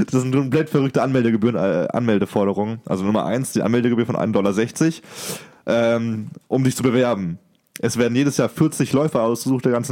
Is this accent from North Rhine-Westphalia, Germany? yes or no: no; Baden-Württemberg, Germany; Ich komme aus Baden, nicht aus dem Schwabenland.